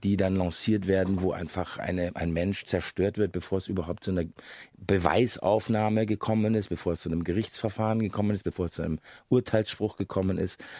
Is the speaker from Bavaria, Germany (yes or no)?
yes; Munich, Bavaria, Germany; ich bin, wie Sie gesagt haben, in Bayern geboren als äh, Sohn eines Engländers und einer Deutschen. Von daher war ich von Anfang an hatte ich einen britischen Pass und war aber ein ein gebürtiger Münchner